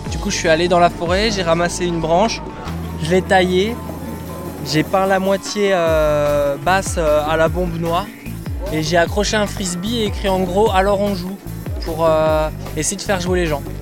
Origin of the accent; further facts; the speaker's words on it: Normandy, France; coquillage parce que je viens du Cotentin.